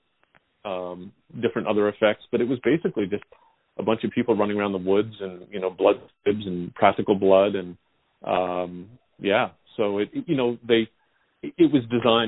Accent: Canada

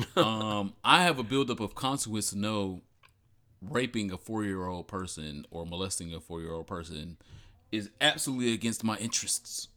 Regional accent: Detroit, Michigan, United States; I am from Michigan, Detroit.

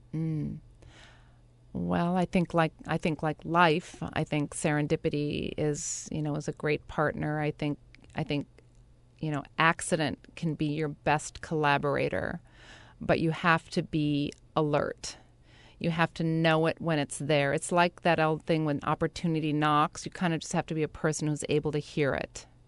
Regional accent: Brookfield, Wisconsin, United States; now in New York, United States; I was in a, a small town called Brookfield. and I grew up very, you know, really in the outdoors

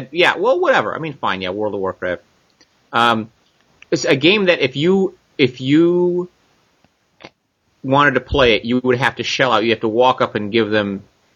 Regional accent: Canada; I'm very Canadian.

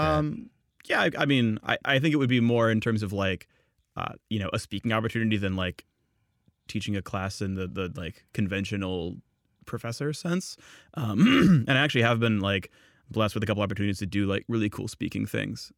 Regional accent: San Jose, California, United States; I'm from Northern California, from San Jose.

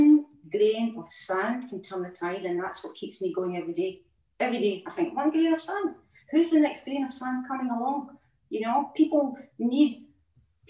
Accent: Scotland, United Kingdom; moved away as an adult; also born or lived in Outer Hebrides; now in England, United Kingdom; I'm a Scottish person, right? So we had a lot of seaweed in our diet as well. Up in the Outer Hebrides

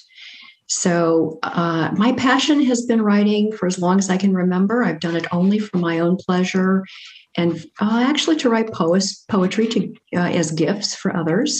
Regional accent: Cincinnati, Ohio, United States; when I was a teenager growing up in Cincinnati, Ohio

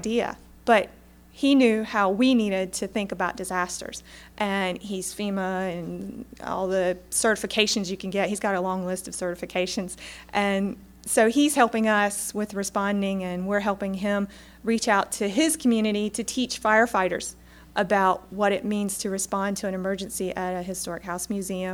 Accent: Eastern North Carolina, United States; I'm from Eastern North Carolina

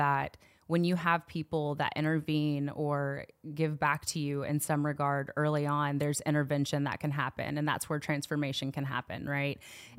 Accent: Knoxville, Tennessee, United States; I'm from Knoxville, born and raised. Believe it or not, a lot of times people say they can't tell based off of how I'm speaking. There's not that extra twang in there, right?

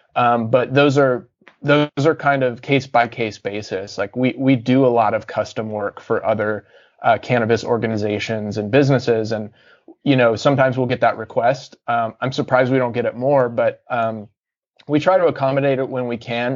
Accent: Cincinnati, Ohio, United States; born or raised there; also born or lived in Atlanta, Georgia / Deep South

